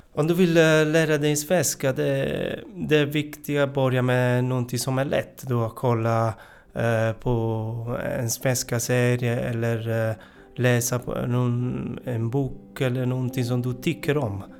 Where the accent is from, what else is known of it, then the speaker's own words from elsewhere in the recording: Italy; Swedish is a second language; moved away as an adult; now in Sweden; Jag kommer från, eh, Italien. Jag har bott, eh, i Sverige i fem och ett halvt år.